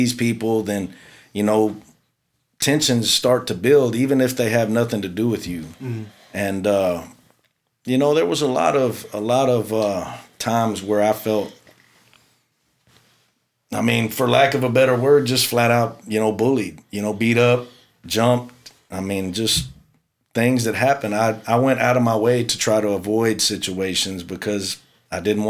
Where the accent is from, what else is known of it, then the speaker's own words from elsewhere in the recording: Houston, Texas, United States; I grew up in the South Houston area